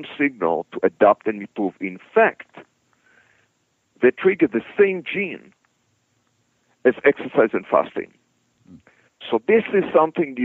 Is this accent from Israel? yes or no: yes; Israel; moved away as an adult; I came from Israel originally.